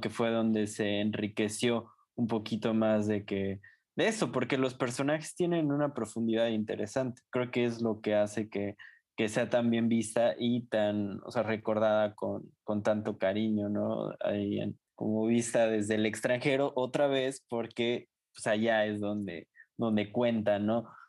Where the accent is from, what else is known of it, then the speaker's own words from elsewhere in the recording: Mexico; como mexicanos